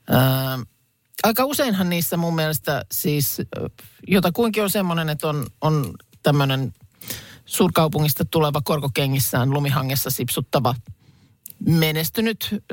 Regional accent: Lahti, Päijät-Häme, Finland; Mä olen kotoisin siis Lahesta ja toi on, ton Joo. verran siellä on sitä murretta, että ehkä se D voi sieltä niin kuin jäädä pois, että nimenomaan jos on Lahesta, niin on Lahesta eikä Lahdesta

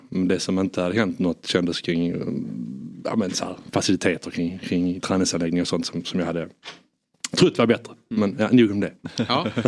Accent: Sweden

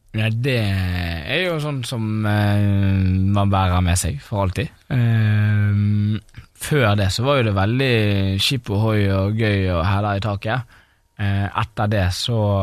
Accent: Bergen, Vestland, Norway; moved away; satt jo jeg der hjemme i Bergen

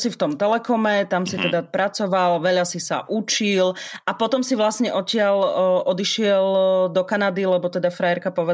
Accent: eastern Slovakia, Slovakia; 15-ročné dievča z dediny na východe Slovenska, ktoré pochopilo, že internet je super vec a chcelo rýchlejší internet v tej dedine

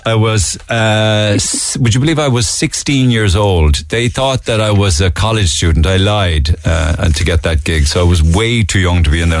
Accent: Cork, Munster, Ireland; Do you have a bit of nostalgia for me growing up in Cork?

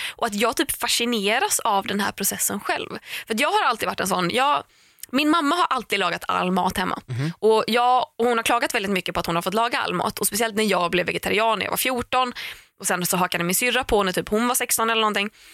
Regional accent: Tahult, Västra Götaland, Sweden; vi hemma i Tahult där jag är uppvuxen

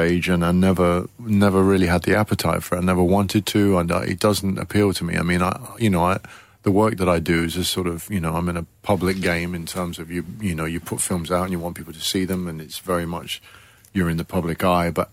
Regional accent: Coventry, West Midlands, United Kingdom; I joined a little youth theatre in my hometown in Coventry

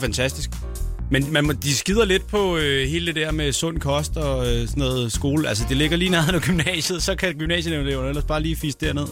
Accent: Næstved, Zealand, Denmark; moved away

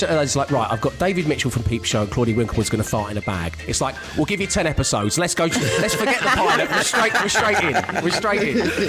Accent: Germany; born there; because he knew I was born in Germany.

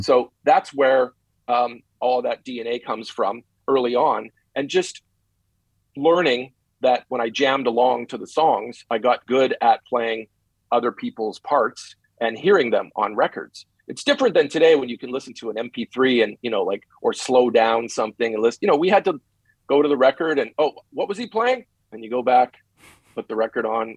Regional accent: Winnipeg, Manitoba, Canada; moved away as an adult; also born or lived in Los Angeles, United States; now in Las Vegas, United States; Winnipeg, Winnipeg, Canada, my hometown

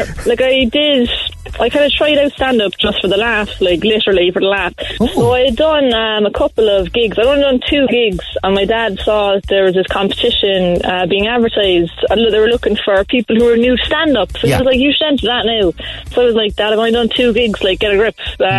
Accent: Carrignavar, Munster, Ireland; I'm 27, from Cork.

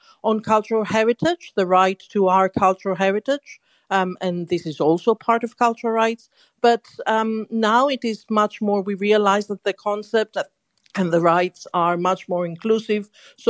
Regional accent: Greece; now in London, United Kingdom; I'm very certain that when I was growing up in Greece in the 70s, my way of life was completely different to the way of life in London in the UK.

